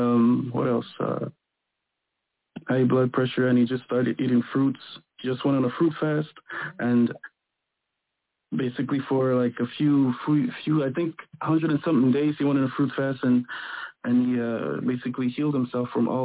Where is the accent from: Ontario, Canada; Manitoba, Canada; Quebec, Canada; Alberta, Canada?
Quebec, Canada; I'm from Quebec. I'm from I'm R&B singer from Quebec, and I do music.